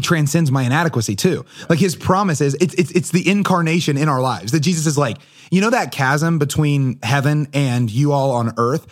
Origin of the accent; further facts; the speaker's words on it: Portsmouth, New Hampshire, United States; I'm also from Portsmouth